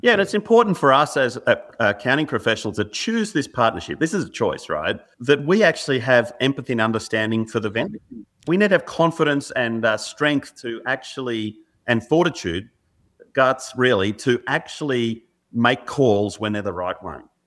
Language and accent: English; Australia; growing up in Australia, particularly in the seventies and eighties and nineties